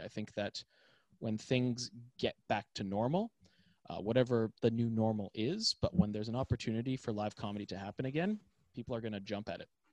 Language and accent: English; Toronto, Ontario, Canada; moved away; I'm from Toronto, Canada